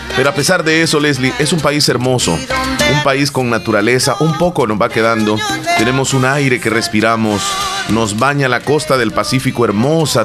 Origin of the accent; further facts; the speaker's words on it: eastern El Salvador, El Salvador; accent: eastern Salvadoran; hablamos muy similares acá en Oriente oriente del Salvador hablamos similar a la, zona sur de Honduras